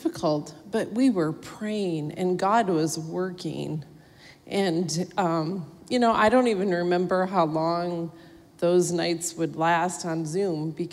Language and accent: English; Minnesota, United States; I'm a Minnesotan, and my family lives there.